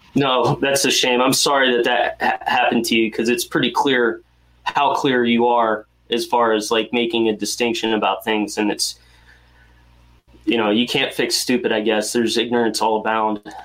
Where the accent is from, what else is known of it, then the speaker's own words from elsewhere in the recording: North Carolina, United States; I grew up in North Carolina